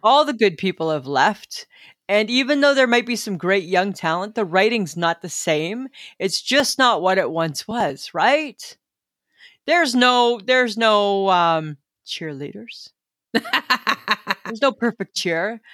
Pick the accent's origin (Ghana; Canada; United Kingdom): Canada; Ontario; when I was growing up in Little Stainer, Ontario